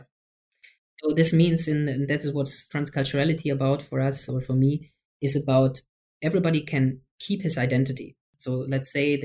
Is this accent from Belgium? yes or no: no; Germany; I'm from Germany.